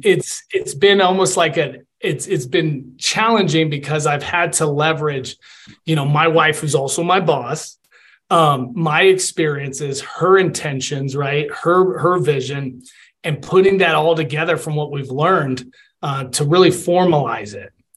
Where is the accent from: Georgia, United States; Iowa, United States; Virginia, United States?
Georgia, United States; Atlanta; moved away as an adult; also born or lived in Puerto Rico / West Point, New York; now in Colorado Springs, United States; I was born in Puerto Rico, a little island in the Caribbean. Mm-hmm. I grew up in Atlanta and I played football